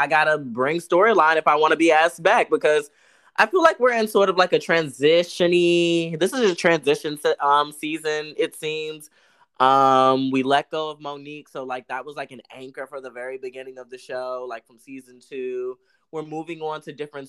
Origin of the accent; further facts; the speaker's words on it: DMV, United States; we're like from the DMV